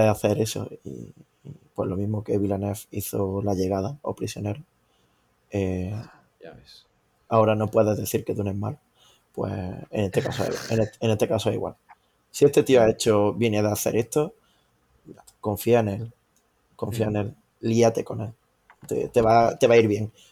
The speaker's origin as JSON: {"language": "Spanish", "town": "Córdoba", "region": "Andalusia", "country": "Spain", "said": "Y que yo soy de Córdoba, te, recuerdo."}